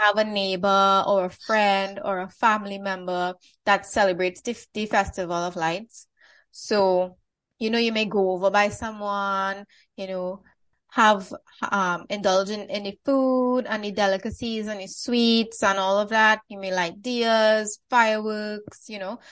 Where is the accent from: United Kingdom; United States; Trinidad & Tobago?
Trinidad & Tobago; I, I'm born, raised, still live in Trinidad